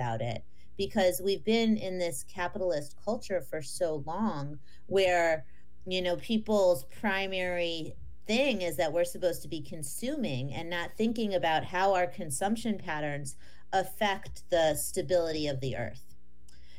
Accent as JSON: {"language": "English", "region": "northeastern Ohio outside of Cleveland", "country": "United States", "tie": "born or raised there", "said": "I grew up in northeastern Ohio outside of Cleveland"}